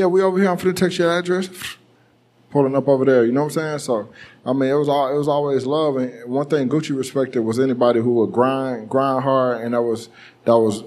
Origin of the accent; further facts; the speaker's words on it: Marietta, Georgia, United States; I'm from Marietta